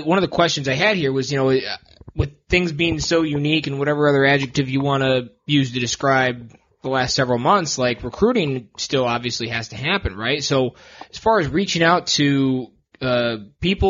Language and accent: English; Ann Arbor, Michigan, United States; I grew up in Ann Arbor